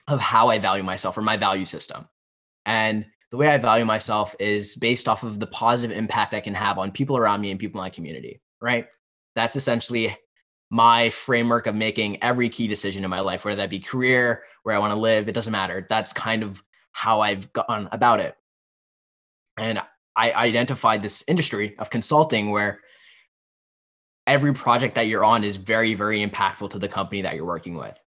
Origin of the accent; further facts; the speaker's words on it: Pennsylvania, United States; I grew up in Pennsylvania